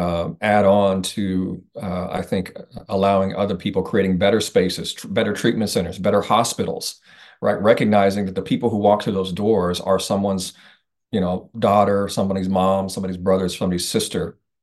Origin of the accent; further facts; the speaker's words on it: Indiana, United States; I'm originally from Indiana